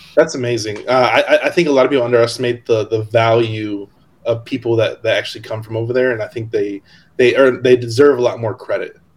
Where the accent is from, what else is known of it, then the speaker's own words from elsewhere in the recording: Hammond, Indiana, United States; moved away; also born or lived in Locust Grove, Georgia; I actually grew up in Hammond, which is by Chicago, and Indiana